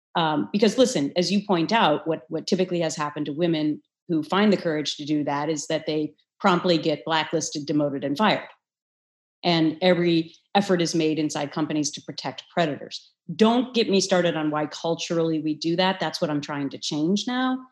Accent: Midwest, United States; I had this wonderful Midwestern upbringing

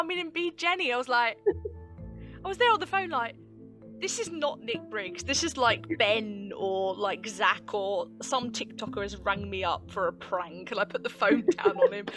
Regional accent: United Kingdom; the joys of being British.

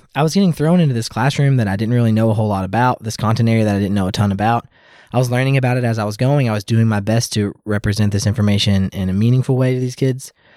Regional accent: Louisville, Kentucky, United States; I grew up in the South in the Louisville

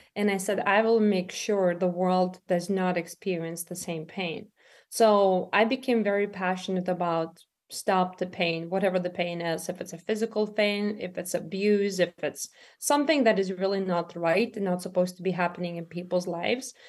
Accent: Lithuania; moved away as an adult; now in United States; I'm from Lithuania originally myself. Um, and I came in America when I was twenty-one years old.

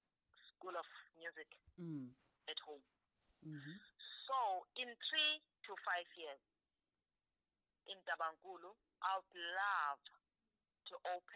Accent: South Africa; we are from South Africa

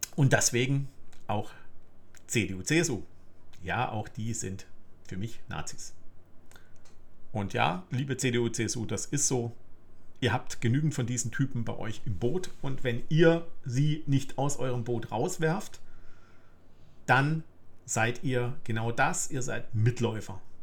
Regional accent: Germany; ich bin im Westen in der BRD geboren

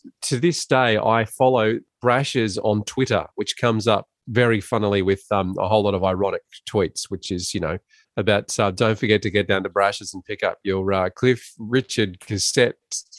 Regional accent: Ballarat, Victoria, Australia; Yes. So we're both boys of the goldfields, and we grew up in a pretty easy and fun time in regional Victoria

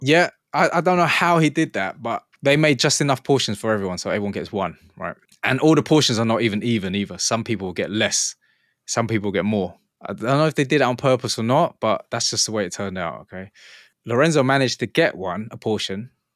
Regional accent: England, United Kingdom; I'm from England

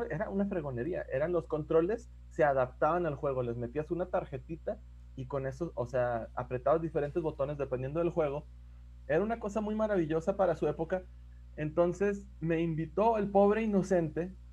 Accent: Gómez Palacio, Durango, Mexico; actualmente ocupo un puesto político en el gobierno de, de mi ciudad natal, Gómez Palacio, y pues hago gestoría cultural ahí

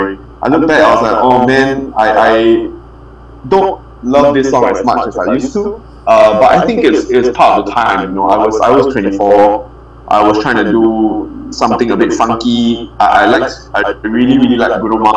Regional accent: Singapore; I'm from Singapore

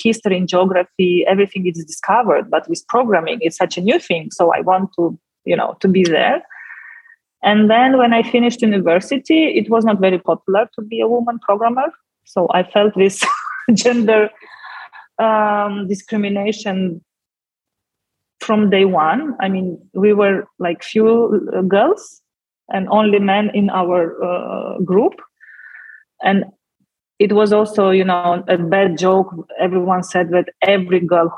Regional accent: Moldova; first language Russian; English is a second language; when Moldova gained independence, so it happened in August. And on 5th of September, I went to Romanian school

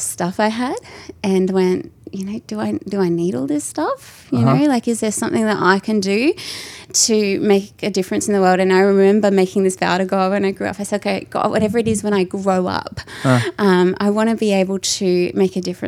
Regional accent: North Queensland, Australia; I come from North Queensland, grew up very close to the beach, warm tropical weather

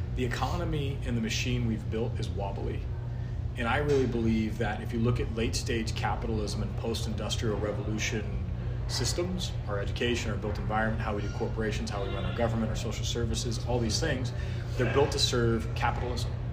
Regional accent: North Idaho, United States; I grew up in North Idaho

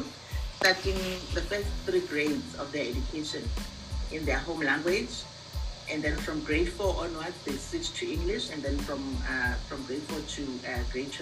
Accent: South Africa; I am from South Africa. I'm an elementary school teacher

